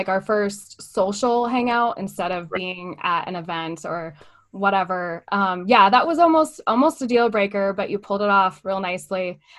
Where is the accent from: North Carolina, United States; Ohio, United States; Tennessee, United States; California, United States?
California, United States; I grew up in Southern California.